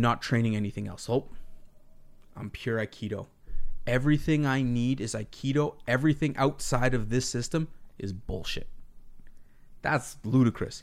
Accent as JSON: {"language": "English", "country": "Canada", "said": "being Canadian"}